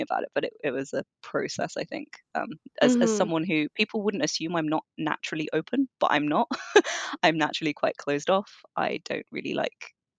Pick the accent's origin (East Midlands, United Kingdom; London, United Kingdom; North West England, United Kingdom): London, United Kingdom; I grew up in London. Well, I was born in London. I moved up around quite a lot, but London is for sure my home.